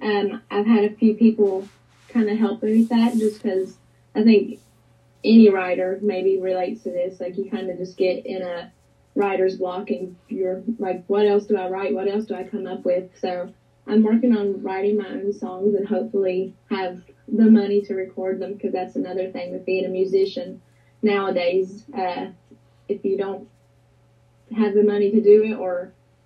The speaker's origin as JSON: {"language": "English", "town": "Bluefield", "region": "Virginia", "country": "United States", "tie": "born or raised there", "also_born_or_lived": "Welch, West Virginia", "said": "I grew up in Bluefield, Virginia, but a lot of my family and friends are still in Welch."}